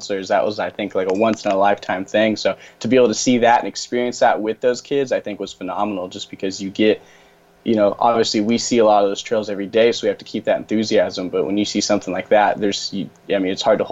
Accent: Rogue Valley, Southern Oregon, United States; I'm from Southern Oregon, so if anyone knows where Medford, Oregon, or Ashland, Oregon are, I'm from the Rogue Valley, from that part of Oregon

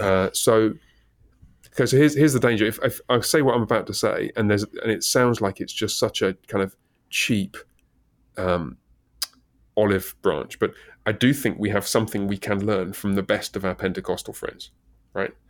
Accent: England, United Kingdom; moved away; I'm British

